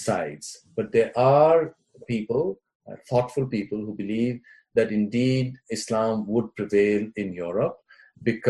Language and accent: English; Jammu and Kashmir, India; we were growing up in Kashmir